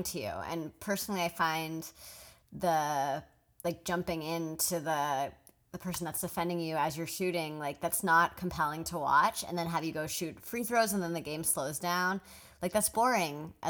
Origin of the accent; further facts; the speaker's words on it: outside of San Francisco, California, United States; I grew up right outside of San Francisco